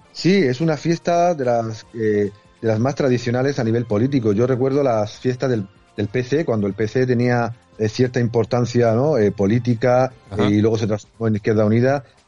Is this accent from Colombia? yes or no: no; Region of Murcia, Spain; Murcia, mi tierra